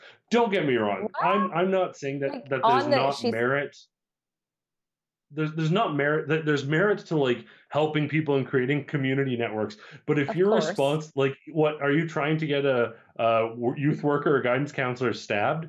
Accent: Alberta, Canada; growing up in Alberta

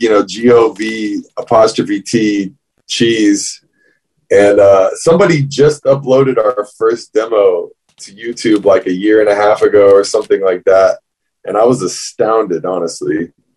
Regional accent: Fort Pierce, Florida, United States; We're talking South Florida. I'm from Fort Pierce, so it's like the Treasure Coast, as they call it.

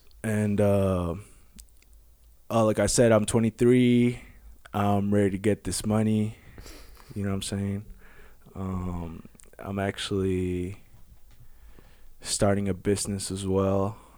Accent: Manila, Metro Manila, Philippines; English is a second language; moved away as an adult; now in United States; I am 23 as well. I was born and raised in Manila, Philippines. And I came to the U.S. when I was 22 years old.

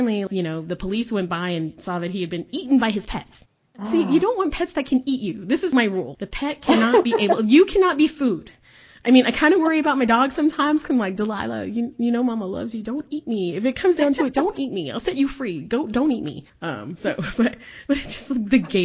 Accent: Texas, United States; also born or lived in Chicago, Illinois; I was born in Chicago, I grew up in Texas

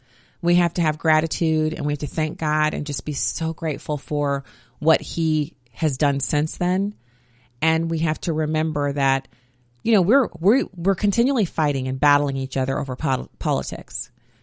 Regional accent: Germany; Growing up in Germany, I was used to terrorism. There would be terrorist attacks at nightclubs.

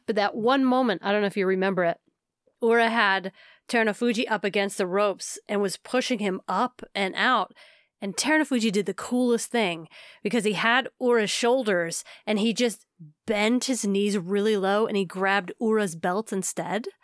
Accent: United States; as an American.

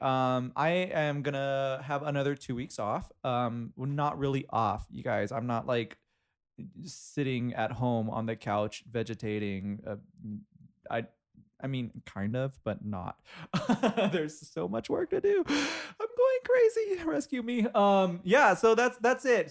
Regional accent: Inglewood, California, United States; I grew up in Inglewood

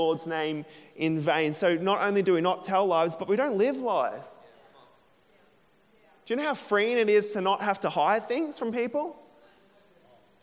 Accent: Emerald, Queensland, Australia; moved away; When I was a kid growing up in Emerald

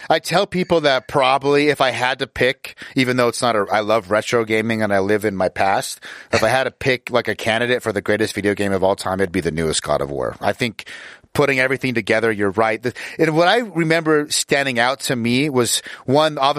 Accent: Utah, United States; I grew up in Utah, which is where I'm located

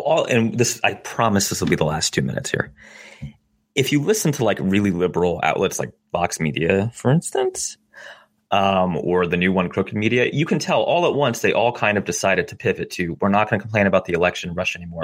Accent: New Jersey, United States; I'm from New Jersey

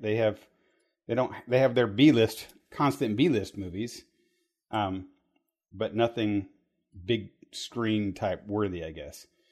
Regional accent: Terre Haute, Indiana, United States; we grew up in Terre Haute, Indiana

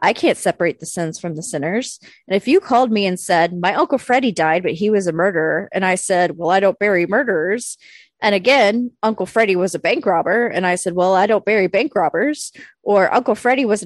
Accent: New England, United States; I grew up in New England.

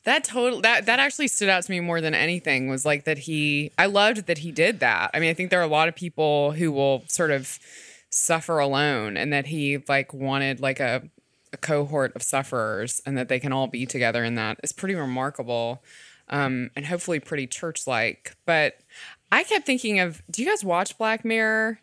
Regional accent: the South, United States; as a Southerner

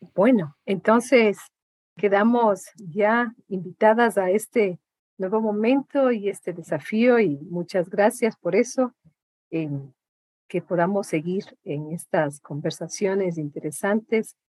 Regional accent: Imbabura, Ecuador; yo vengo de, eh, de una de las provincias más lindas del Ecuador, que es la provincia de Imbabura

